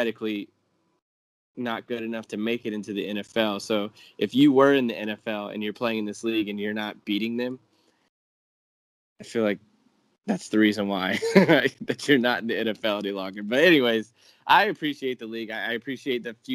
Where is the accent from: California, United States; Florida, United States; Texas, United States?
Florida, United States; Lakeland; I grew up in Lakeland, which is right in between Tampa and Orlando, so that's my stomping grounds